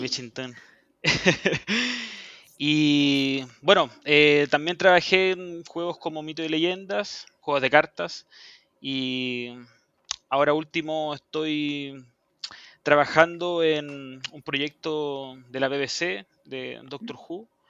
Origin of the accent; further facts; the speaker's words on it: Chile; also born or lived in Pudahuel; vivo en Puebla y soy chileno